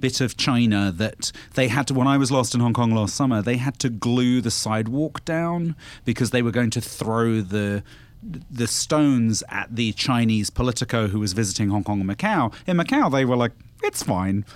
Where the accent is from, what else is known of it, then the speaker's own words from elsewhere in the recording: United Kingdom; as a British person